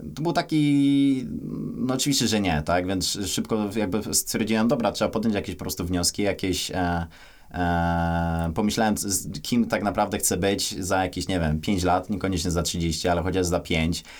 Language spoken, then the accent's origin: Polish; Kościan, Greater Poland, Poland; urodzony w takiej miejscowości Kościan, niedaleko Poznania